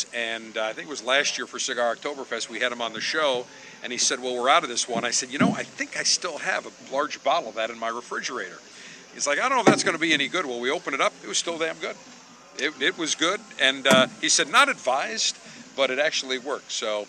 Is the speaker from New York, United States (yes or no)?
yes; Buffalo, New York, United States; Company in Hamburg, New York, just south of my hometown of Buffalo.